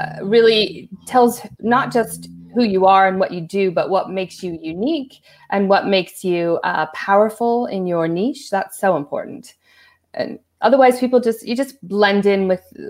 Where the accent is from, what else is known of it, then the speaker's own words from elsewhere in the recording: California, United States; moved away as an adult; also born or lived in New York / Hawaii / Los Angeles / London; now in Brisbane, Australia; I'm originally from California. I grew up there.